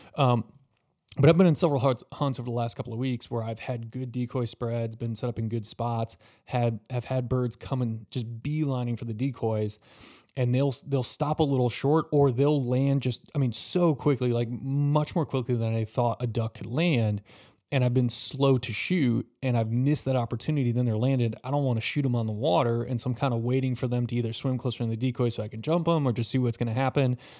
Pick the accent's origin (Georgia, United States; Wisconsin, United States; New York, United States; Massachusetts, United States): Wisconsin, United States; now in Florida, United States; I'm from Wisconsin